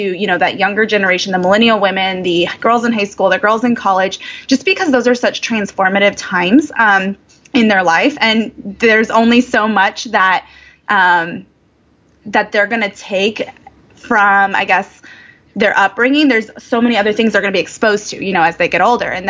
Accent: Indiana, United States; I grew up in the cornfields of Indiana

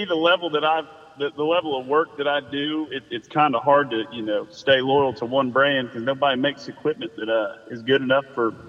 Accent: Savannah, Georgia, United States; also born or lived in Charleston; Man, I was born and raised down here in Savannah, Georgia.

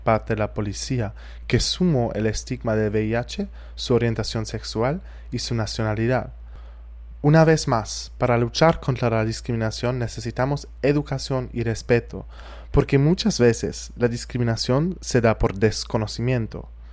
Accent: Germany; moved away as an adult; soy de Alemania y vine aquí para conocer Barranquilla y la costa colombiana

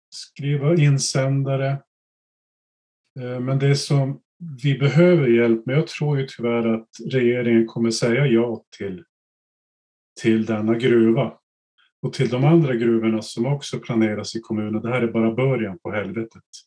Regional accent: Norrbotten County, Sweden; Vi var ett gäng från Norrbotten

